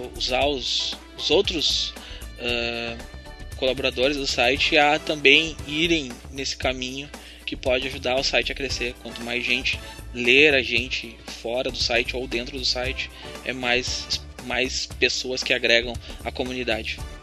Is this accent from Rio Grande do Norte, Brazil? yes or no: no; Rio Grande do Sul, Brazil; eu sou do Rio Grande do Sul